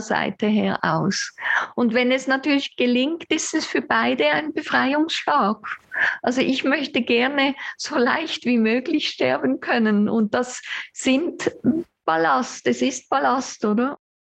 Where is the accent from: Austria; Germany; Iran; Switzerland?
Switzerland; Aesch, Basel-Landschaft; moved away as an adult; also born or lived in Olten; Ich bin in Asch bei Basel aufgewachsen oder eben noch ein paar sonstige Gemeinden